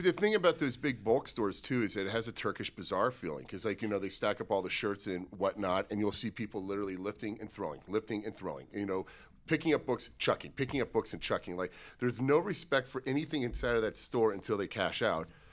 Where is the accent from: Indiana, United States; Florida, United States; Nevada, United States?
Nevada, United States; Las Vegas; now in Salt Lake City, United States; growing up in Vegas